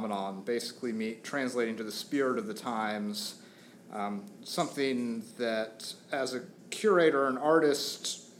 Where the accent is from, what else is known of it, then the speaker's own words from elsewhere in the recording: outside of Atlanta, Georgia, United States; moved away as an adult; also born or lived in Portland, Oregon; now in Philadelphia, United States; I grew up outside of Atlanta